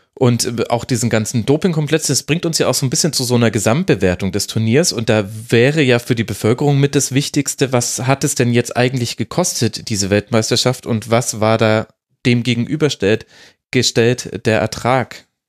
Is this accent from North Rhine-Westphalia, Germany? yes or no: no; Munich, Bavaria, Germany; ich hier als Münchner